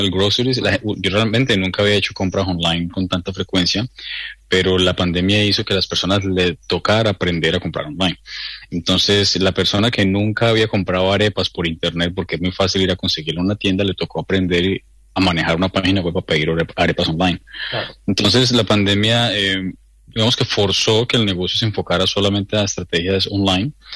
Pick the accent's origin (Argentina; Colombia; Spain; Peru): Colombia; now in New Zealand; yo soy de Colombia